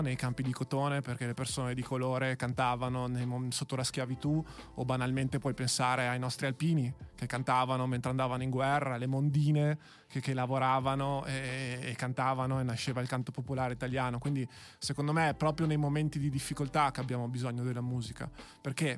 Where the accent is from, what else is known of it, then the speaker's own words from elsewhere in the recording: Verona, Veneto, Italy; io che ho fatto il Maffei come, come liceo, quindi sono veronese doc